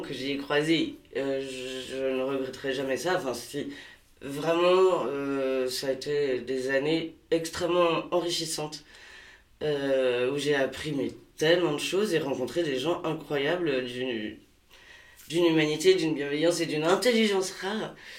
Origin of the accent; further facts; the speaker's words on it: Pays de la Loire, France; moved away as an adult; also born or lived in Paris region / Morbihan; now in Hennebont, France; je suis originaire de Maine-et-Loire avec des attaches dans le Morbihan